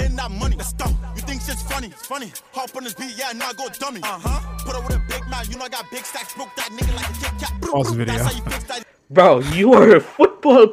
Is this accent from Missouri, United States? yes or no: no; New York City, New York, United States; I am from Canarsie. I am not from East Flatbush.